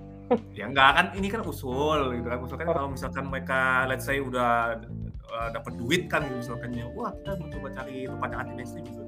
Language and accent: Indonesian; Jakarta, Indonesia; gua kan emang kelahiran Jakarta